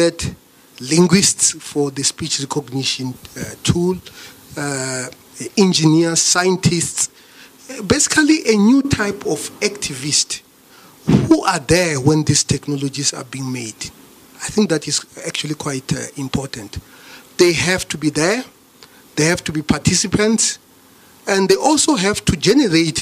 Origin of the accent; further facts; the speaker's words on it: Thohoyandou, Limpopo, South Africa; I come from Toyando in the northern part of this country